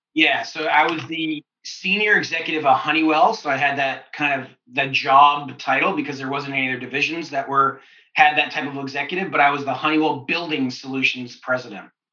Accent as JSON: {"language": "English", "town": "London", "region": "Ontario", "country": "Canada", "tie": "born or raised there", "also_born_or_lived": "Kitchener-Waterloo, Ontario / United States", "moved": "as an adult", "said": "I wasn't in London, my hometown"}